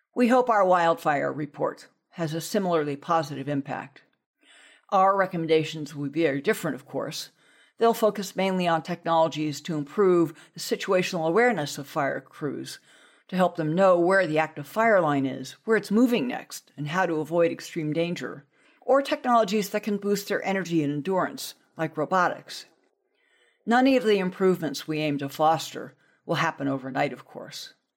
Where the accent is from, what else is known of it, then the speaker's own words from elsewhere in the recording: Southern California, United States; growing up in Southern California